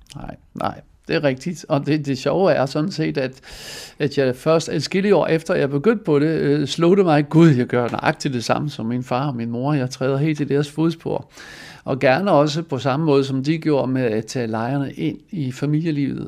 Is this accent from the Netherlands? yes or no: yes; Netherlands; Danish is a second language; moved away as an adult; now in Denmark; Jeg blev født i Holland og kom til Danmark i 1920, øh, ikke 1920, som 20-årig i 1970